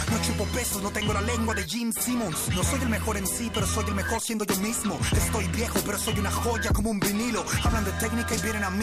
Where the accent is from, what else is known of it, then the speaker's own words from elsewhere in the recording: Mexico; Soy más mexicano que las narcofosas.